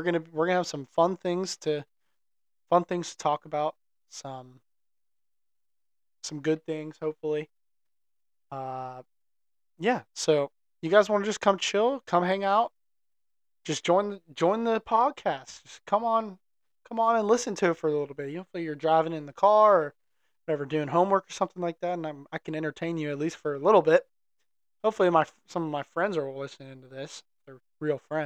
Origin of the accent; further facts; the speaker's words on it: Pittsburgh, Pennsylvania, United States; I'm from Pittsburgh, come from a big family